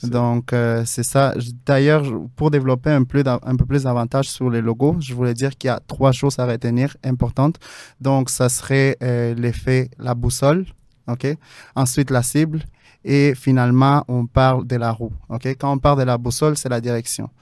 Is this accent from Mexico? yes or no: yes; Mexico City, Mexico; now in Montreal, Canada; je viens de la ville de Mexico